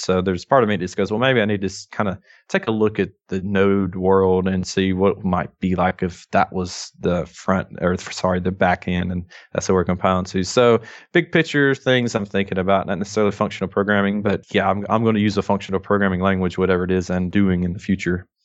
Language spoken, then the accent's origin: English; North Alabama, United States; accent: thick Southern drawl; I am from North Alabama